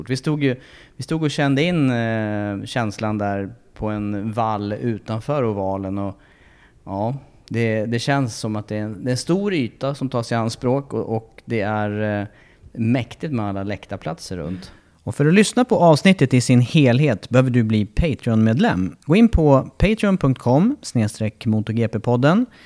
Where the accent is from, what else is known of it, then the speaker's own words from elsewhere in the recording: Sweden; now in United States; jag har hört att det har varit lite blandat aprilväder hemma i Sverige.